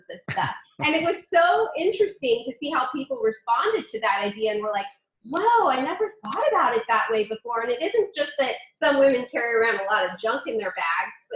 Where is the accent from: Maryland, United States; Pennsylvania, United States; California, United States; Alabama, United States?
California, United States; moved away as an adult; now in Washington, D.C. area, United States; I grew up in California